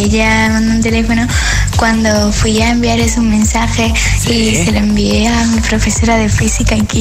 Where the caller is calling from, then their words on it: Madrid, Community of Madrid, Spain; buenas noches … de Madrid.